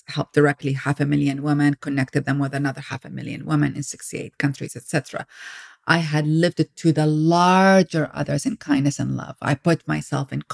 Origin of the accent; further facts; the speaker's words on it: Iraq; moved away as an adult; now in United States; I grew up in Iraq. I came to America when I was 19 years